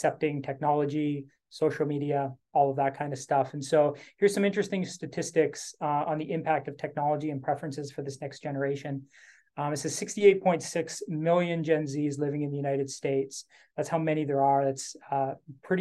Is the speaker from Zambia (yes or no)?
no; Canada; I'm Canadian